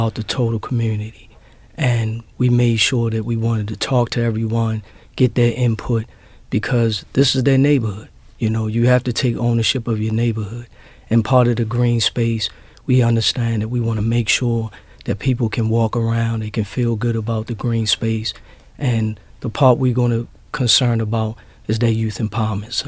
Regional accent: Baltimore, Maryland, United States; I grew up in Sandtown in the Gilmore area

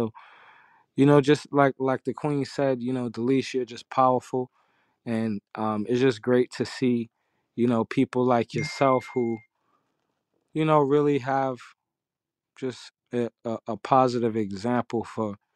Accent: New York City, New York, United States; I'm from Harlem.

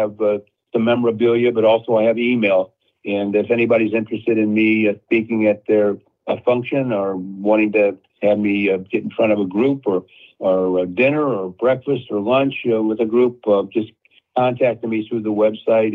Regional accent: St. Louis, Missouri, United States; moved away; I grew up in St. Louis

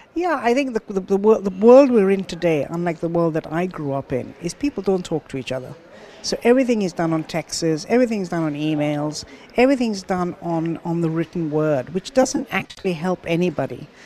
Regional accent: Kenya; also born or lived in London; now in Dubai, United Arab Emirates; I was born in Kenya.

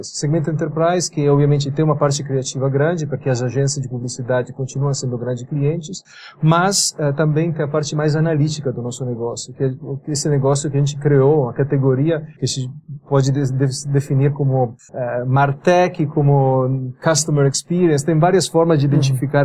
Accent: Biella, Piedmont, Italy; born or raised there; Portuguese is a second language; moved away as an adult; also born or lived in England / United States; now in São Paulo, Brazil

